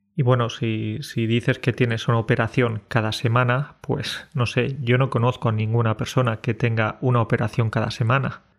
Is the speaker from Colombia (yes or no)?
no; Spain; Decir que somos españoles es una manera de justificar que por ser españoles ya podemos llegar tarde